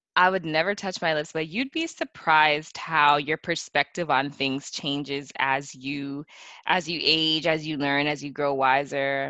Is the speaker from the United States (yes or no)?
no; Canada; growing up in Canada